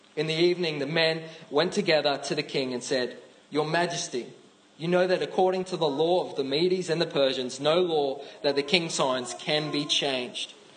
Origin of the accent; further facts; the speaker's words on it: Australia; accent: Australian; Say it like an Australian. I know my accent's a little strong